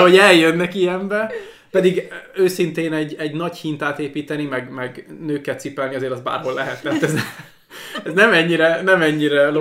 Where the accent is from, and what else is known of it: Hungary; moved away as an adult; now in Estonia